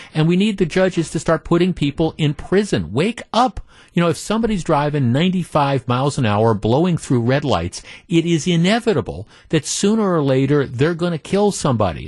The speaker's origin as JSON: {"language": "English", "town": "Glendale", "region": "Wisconsin", "country": "United States", "tie": "born or raised there", "said": "we moved here when I was ten years old, and aside from going away from college for a couple of years, this is home. So I, I grew up in Glendale"}